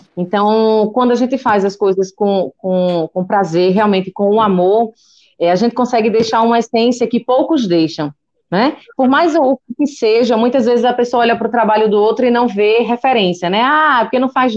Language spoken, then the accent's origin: Portuguese; Paraíba, Brazil; moved away as an adult; now in São Paulo, Brazil; eu sou da Paraíba, e eu cheguei aqui em São Paulo no finalzinho de junho